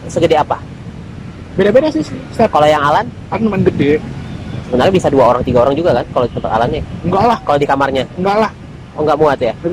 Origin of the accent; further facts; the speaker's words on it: Medan, North Sumatra, Indonesia; moved away; perantau aku juga kan perantau juga dari Medan kan